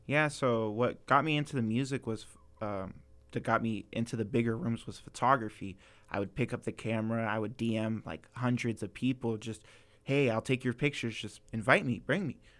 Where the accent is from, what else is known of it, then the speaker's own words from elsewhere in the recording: Ventura, California, United States; also born or lived in Maryland; I'm born and raised in Ventura.